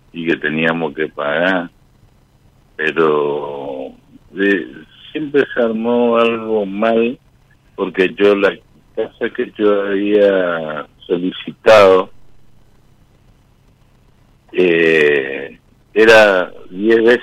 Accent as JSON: {"language": "Spanish", "region": "Corrientes", "country": "Argentina", "said": "Soy Corrientes"}